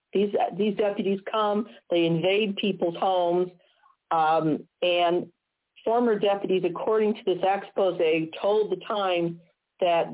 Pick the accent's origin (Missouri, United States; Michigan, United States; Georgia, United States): Missouri, United States; my home state of Missouri